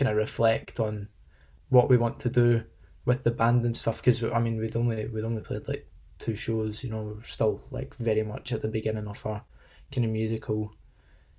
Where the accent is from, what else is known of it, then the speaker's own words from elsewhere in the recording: Livingston, Scotland, United Kingdom; We're all from Livingston, West Lothian